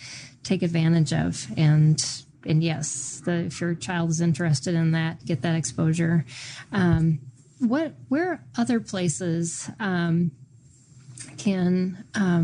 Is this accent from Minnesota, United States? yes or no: yes; Minnesota, United States; I grew up in Minnesota